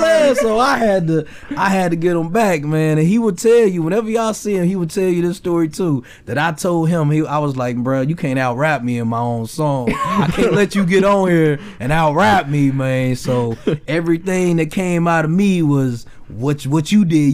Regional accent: Memphis, Tennessee, United States; also born or lived in Mississippi; now in Olathe, United States; so I'm originally from Memphis

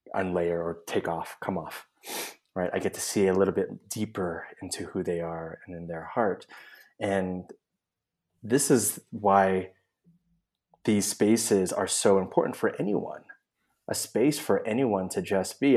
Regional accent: Oakland, California, United States; moved away as an adult; now in San Miguel de Allende, Mexico; I'm originally from the Bay Area. Uh, Oakland is my home, and I now live in San Miguel de Allende, Mexico, with my husband

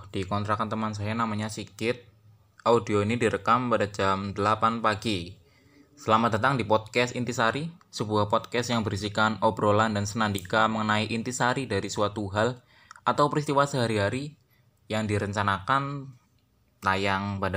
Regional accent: Purwokerto, Central Java, Indonesia; Saya orang Purwokerto dan saat ini sedang menempuh kuliah di salah satu universitas di kota Purwokerto.

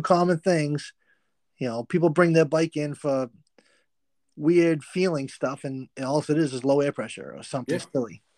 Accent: Massachusetts, United States; I'm from Massachusetts

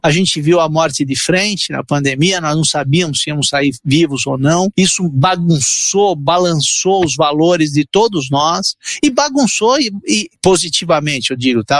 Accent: Santo André, São Paulo, Brazil; born or raised there; Portuguese is a second language; also born or lived in Italy

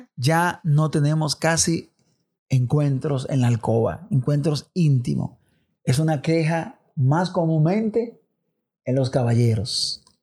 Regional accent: Dominican Republic; los dominicanos nos encanta el béisbol

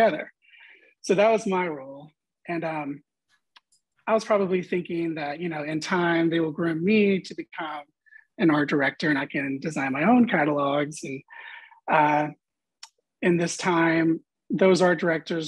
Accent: Hot Springs, Arkansas, United States; moved away as an adult; also born or lived in Little Rock, Arkansas / Dallas, Texas; I grew up in Hot Springs

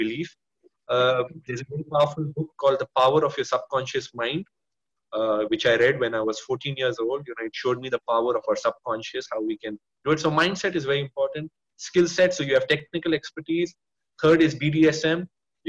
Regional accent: India; I am Indian

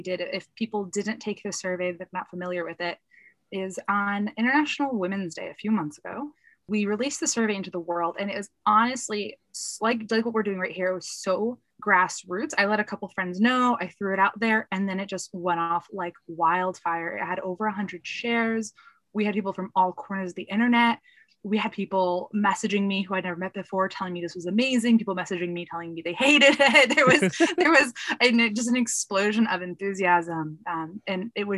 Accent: United States; I am Polish American.

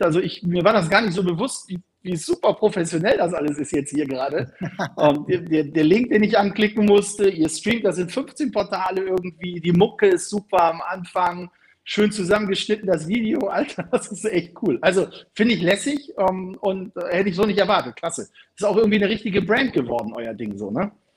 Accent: Bremen, Germany; meine Heimatstadt Bremen

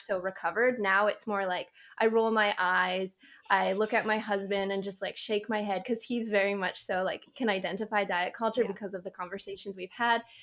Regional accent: Canada; I'm Canadian.

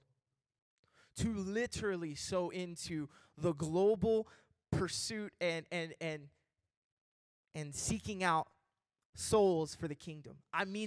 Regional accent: Kentucky, United States; I'm from Kentucky, and I'm a rapper

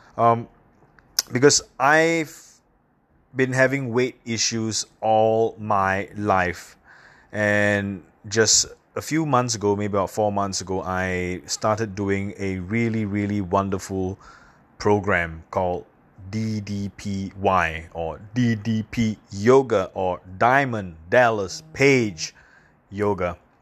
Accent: Singapore; I come from a little island in Southeast Asia called Singapore

